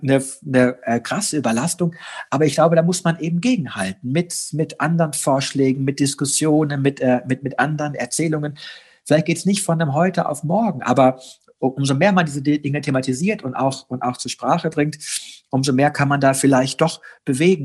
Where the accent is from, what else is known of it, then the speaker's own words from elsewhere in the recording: Germany; bei uns in Deutschland